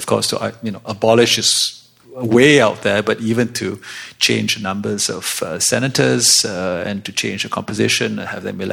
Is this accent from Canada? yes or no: yes; British Columbia, Canada; I'm from British Columbia.